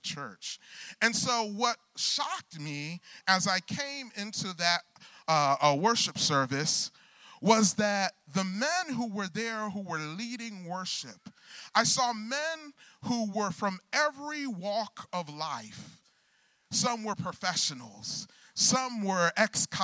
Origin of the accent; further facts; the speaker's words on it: Michigan, United States; I grew up in the Michigan area